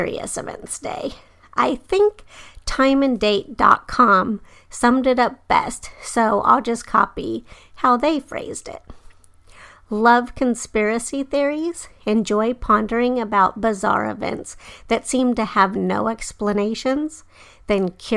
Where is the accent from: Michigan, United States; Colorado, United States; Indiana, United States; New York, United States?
Colorado, United States; Denver; moved away; I grew up in Denver, but I moved away by the time the new airport DIA was being built.